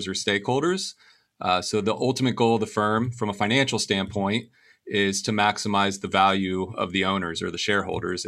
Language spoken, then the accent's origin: English; Venice, Florida, United States; I was born and raised in Venice, Florida